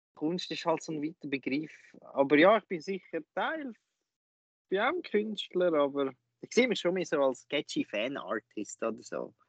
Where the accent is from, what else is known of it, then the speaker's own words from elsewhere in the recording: Lucerne, Switzerland; bei uns in Luzern